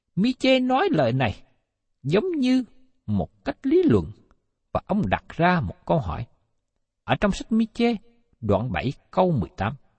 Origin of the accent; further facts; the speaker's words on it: Vietnam; người Việt của chúng ta